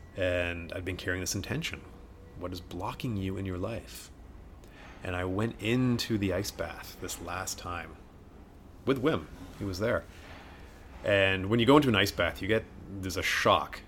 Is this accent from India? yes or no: no; Canada; also born or lived in Wales; we came to Canada when I was three, hence the thick accent